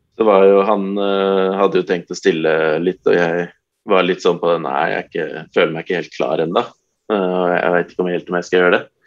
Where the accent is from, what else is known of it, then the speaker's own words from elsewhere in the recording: Nittedal, Akershus, Norway; Jeg er jo egentlig fra Nittedal, men det er jo Eh, halv, eller sju minutter unna Oslo